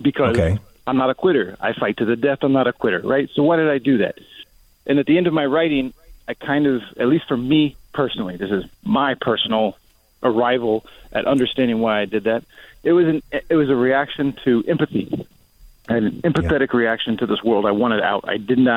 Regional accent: Kansas, United States; moved away as an adult; now in Miami, United States; I'm from Kansas originally.

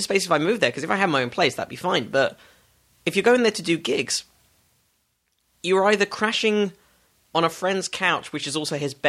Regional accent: Stanmore and Northwood, London suburbs, United Kingdom; moved away as an adult; also born or lived in Hampstead, London / Crouch End, London; now in Los Angeles, United States; I grew up in the suburb. I was born in Hampstead. I grew up in, like, Stanmore and then Northwood, which is out by Watford. It's right out in the suburbs.

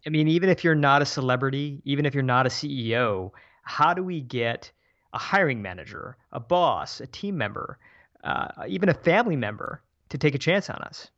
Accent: Michigan, United States; moved away as an adult; also born or lived in San Francisco; my hometown in Michigan

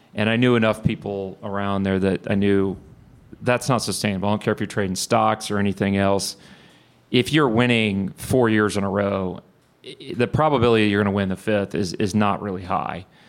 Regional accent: Bryan, Texas, United States; also born or lived in Houston, Texas; I grew up in Bryan

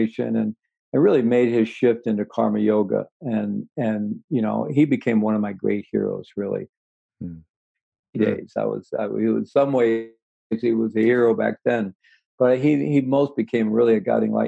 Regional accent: Missouri, United States; moved away; I was born in Missouri, and I had good rational skeptical education in Missouri, the show me state

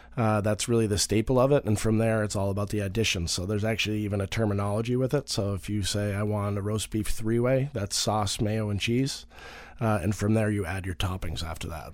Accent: Marblehead, Massachusetts, United States; I'm from Marblehead, Massachusetts originally

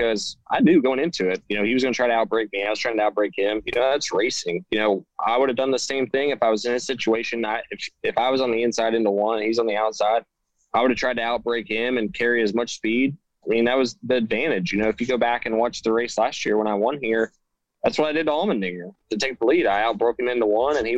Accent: Indiana, United States; growing up in Indiana

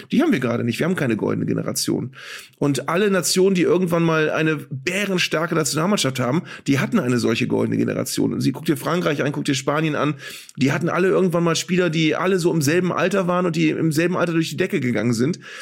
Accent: Northern Germany, Germany; als Norddeutscher

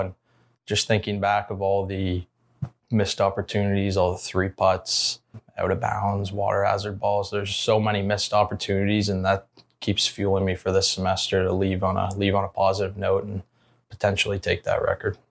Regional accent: Ontario, Canada; moved away as an adult; Zach and Coug and myself, the, the Canadian guys

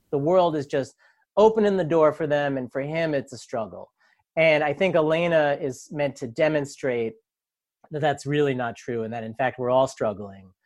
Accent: New York, United States; also born or lived in Manhattan / Brooklyn; I grew up in New York. I've lived in Manhattan and Brooklyn all my life.

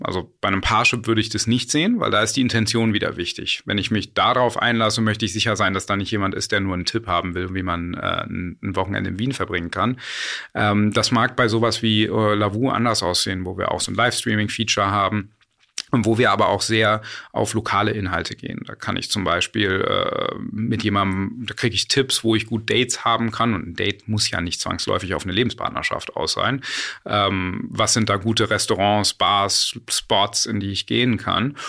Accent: Berlin, Germany; also born or lived in United States; ich bin auch Berliner und wir sitzen ja gerade hier in Berlin.

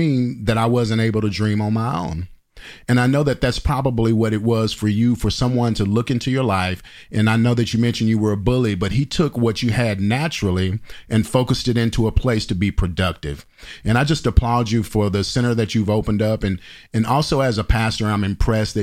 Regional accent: Dallas, Texas, United States; I'm from the Dallas area

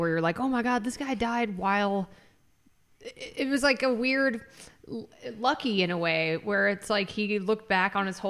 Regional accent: United States; accent: American; also born or lived in England; because I am an American with an American accent

